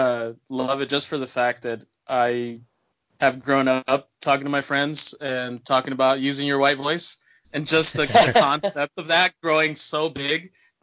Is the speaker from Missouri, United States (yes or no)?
no; near Oakland, California, United States; growing up near Oakland, that's just really fun, too.